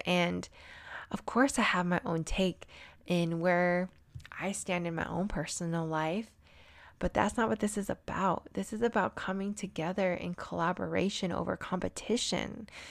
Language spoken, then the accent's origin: English; San Diego, California, United States; also born or lived in Albuquerque, New Mexico; now in Denver, United States; I grew up in San Diego, California